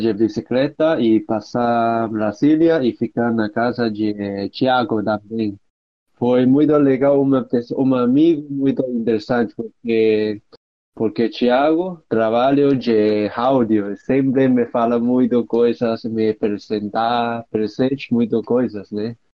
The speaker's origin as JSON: {"language": "Portuguese", "country": "Hong Kong", "second_language": "Portuguese", "said": "eu sou de Mujia, Hong Kong"}